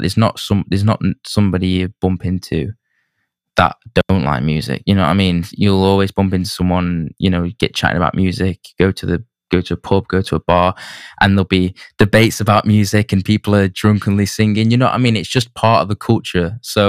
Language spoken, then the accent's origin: English; Manchester, North West England, United Kingdom; I think the music scene, I'm being biased, but I think the music scene in Manchester is like one of the best